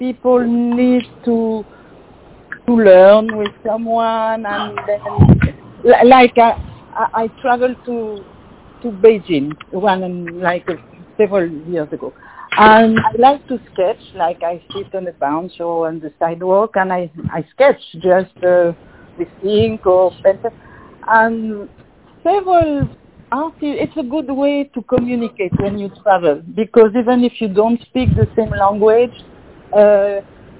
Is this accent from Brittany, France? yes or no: yes; Brittany, France; English is a second language; moved away as an adult; also born or lived in New Orleans; I was born in Brittany, France